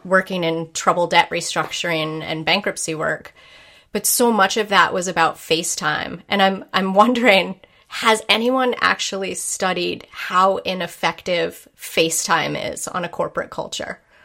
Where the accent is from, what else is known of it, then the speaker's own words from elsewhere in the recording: New England, United States; growing up in Puritan New England